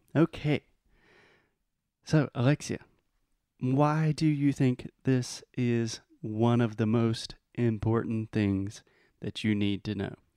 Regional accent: South Carolina, United States; I am from the United States, from the state South Carolina

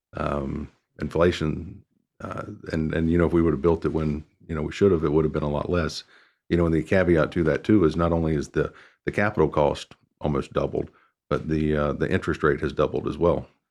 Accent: Mooresville, North Carolina, United States; I grew up in Mooresville, I remember it had a population of about eight thousand.

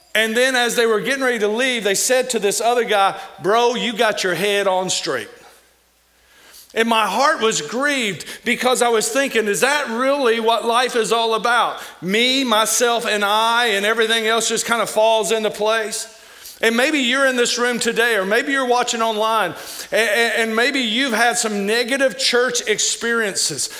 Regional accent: Kentucky, United States; now in Missouri, United States; some of the words I say because I'm from Kentucky

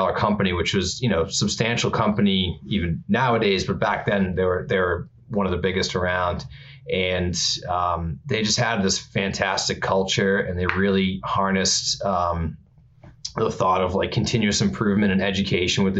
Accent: Norwood, Massachusetts, United States; we grew up in Norwood, which is a suburb of Boston, maybe 30 minutes outside of Boston

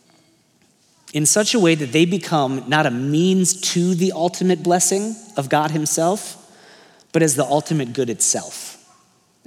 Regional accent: United States

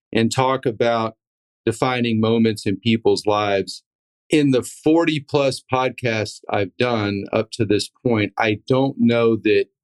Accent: Texas, United States; Texans feel the same way. We're proud of where we're from

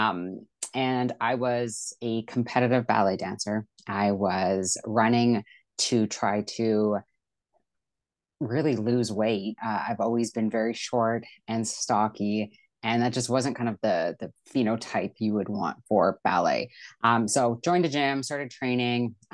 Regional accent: Vancouver, British Columbia, Canada; moved away; I'm from Vancouver, British Columbia, Canada

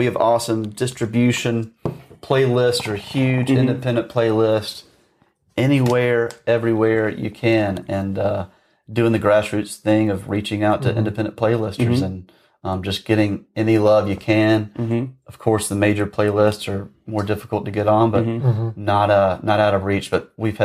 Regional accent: Greensboro, Georgia, United States; moved away; I'm from Georgia originally

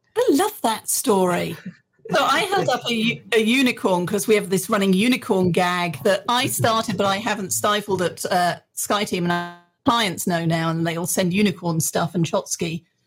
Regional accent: England, United Kingdom; moved away as an adult; now in Texas, United States; I was born in England.

